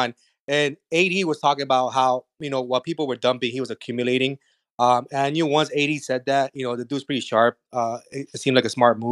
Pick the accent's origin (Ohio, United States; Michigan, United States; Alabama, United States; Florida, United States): Florida, United States; South; we're from South Florida